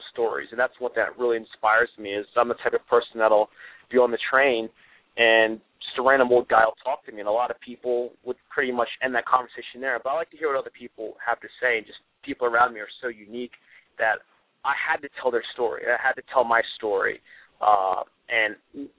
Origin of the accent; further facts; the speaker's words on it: Greencastle, Pennsylvania, United States; also born or lived in Hartford, Connecticut / West Hartford, Connecticut; For the most part, I grew up in Pennsylvania, originally from Hartford, Connecticut